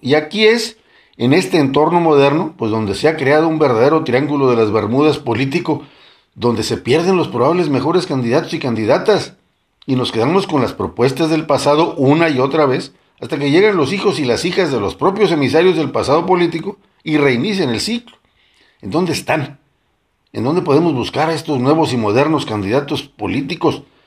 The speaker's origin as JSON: {"language": "Spanish", "country": "Mexico", "said": "los eh, mexicanos hemos"}